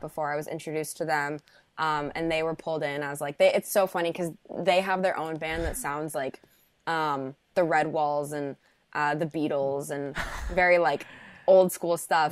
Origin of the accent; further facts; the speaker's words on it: Park City, Utah, United States; moved away as an adult; also born or lived in Chicago, Illinois; I grew up in Park City, Utah